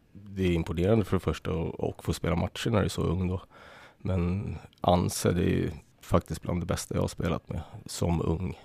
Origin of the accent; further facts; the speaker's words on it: Södertälje, Stockholm County, Sweden; Jag är uppväxt i SSK. Jag spelade ju, började i skridskoskolan när jag var sex